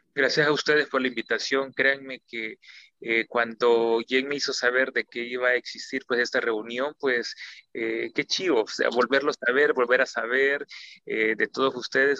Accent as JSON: {"language": "Spanish", "country": "El Salvador", "said": "somos salvadoreños"}